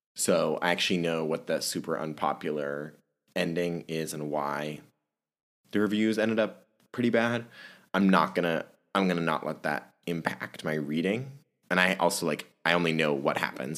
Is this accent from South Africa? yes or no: no; Germany; moved away; I was born and raised in Germany